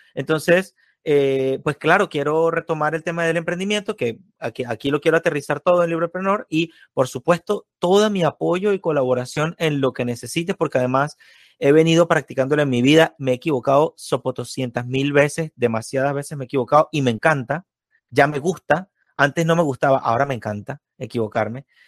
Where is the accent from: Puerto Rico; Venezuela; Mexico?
Venezuela; me ha pasado exactamente lo mismo de Venezuela, solo que yo viví 22 años, no 22, 19 años de comunismo